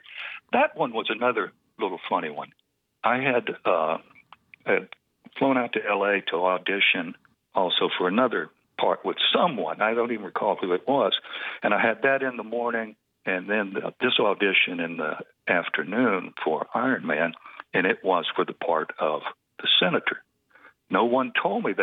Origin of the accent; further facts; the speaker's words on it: Georgia, United States; From Georgia.